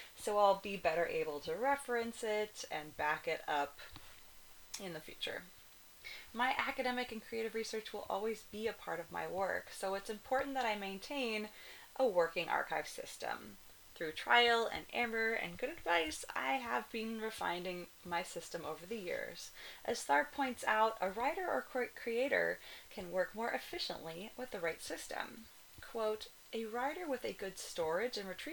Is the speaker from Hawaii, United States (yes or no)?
yes; Kona, Hawaii, United States; now in Cologne, Germany; the Kona Village Hotel in my hometown